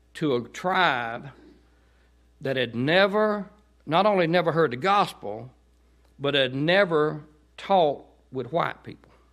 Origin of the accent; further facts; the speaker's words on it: Chester, Georgia, United States; Growing up in Chester, I don't ever remember hearing the gospel